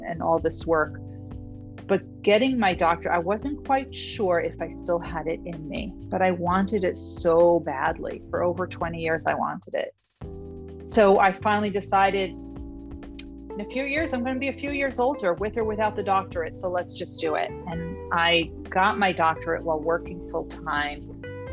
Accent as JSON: {"language": "English", "town": "New York City", "region": "New York", "country": "United States", "said": "I'm from New York City. We are the culture capital."}